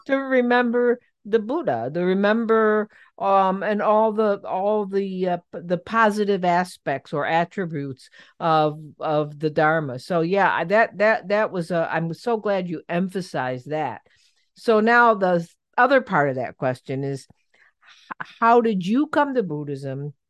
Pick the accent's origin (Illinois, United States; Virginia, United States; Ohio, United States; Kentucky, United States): Ohio, United States; Cleveland; I'm from Cleveland, and so I'm a big Cleveland fan